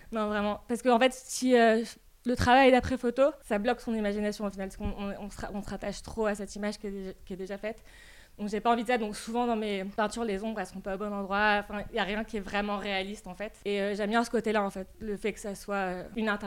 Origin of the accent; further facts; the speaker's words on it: Rabat, Rabat-Salé-Kénitra, Morocco; ma grand-mère était peintre en fait au Maroc et j'ai passé euh, beaucoup de mon enfance chez elle, à Rabat.